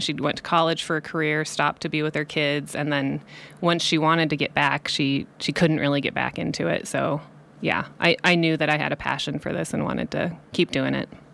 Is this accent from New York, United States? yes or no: no; Cedar Falls, Iowa, United States; moved away as an adult; also born or lived in Colorado; now in Nevada County, United States; I grew up in Cedar Falls, Iowa, Northeast Iowa. Um, so I lived there until I was eighteen